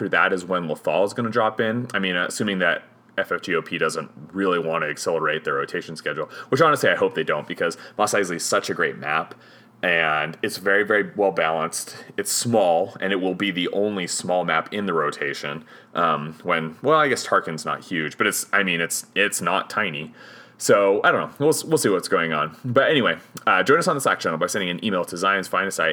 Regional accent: Hoytsville, Utah, United States; I'm from Hoytsville, where pretty much everybody has a nickname

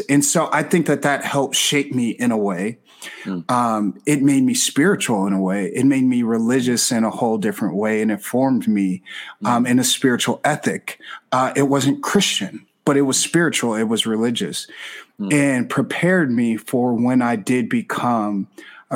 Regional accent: Chicago, Illinois, United States; moved away; I'm from Chicago originally

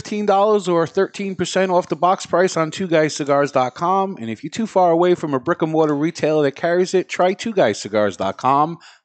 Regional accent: New York City, New York, United States; I grew up in Brooklyn. I got a little Italian in me.

